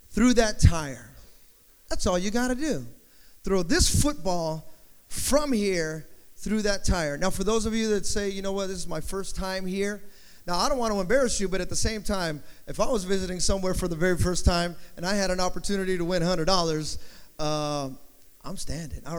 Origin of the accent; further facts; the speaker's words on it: Rancho Cucamonga, California, United States; I'm from Southern California.